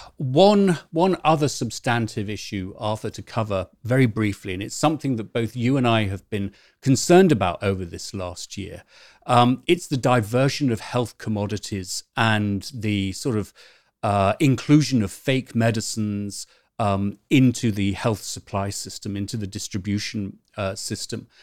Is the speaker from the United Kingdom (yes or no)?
yes; United Kingdom; also born or lived in Canterbury; now in California, United States; we're both British